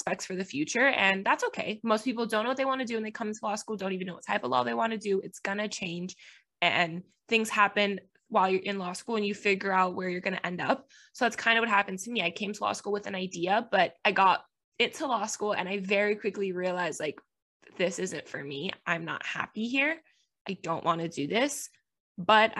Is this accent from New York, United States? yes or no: no; Miami, Florida, United States; first language Spanish; English is a second language; moved away as an adult; now in Tennessee, United States; I am from Miami, Florida